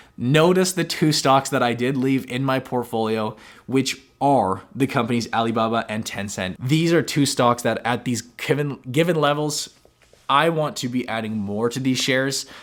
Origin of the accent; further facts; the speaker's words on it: Canada; us as Canadian investors